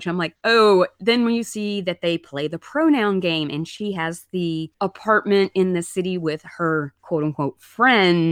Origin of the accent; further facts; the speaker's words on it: Alabama, United States; I grew up in Alabama